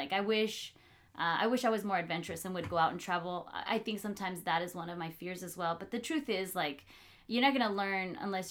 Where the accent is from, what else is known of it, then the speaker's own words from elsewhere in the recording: Guatemala; now in United States; I'm Central American, Guatemalan, and I grew up, my parents had a lot of, oddly enough, Salvadorian friends, not as many Mexican friends, some, I mean